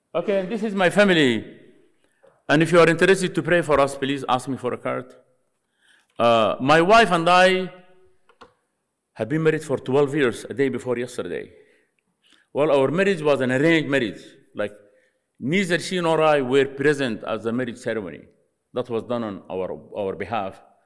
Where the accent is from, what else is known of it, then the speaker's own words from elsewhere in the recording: Sudan; moved away as an adult; from Sudan